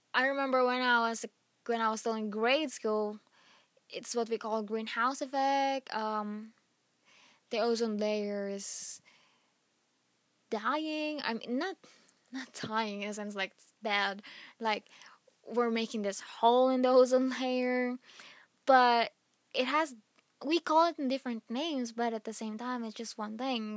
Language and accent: English; Philippines; moved away; back in my home country, Philippines